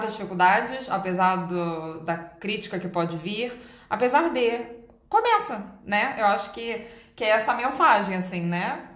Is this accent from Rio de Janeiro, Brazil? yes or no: yes; Rio de Janeiro, Brazil; Eu sou carioca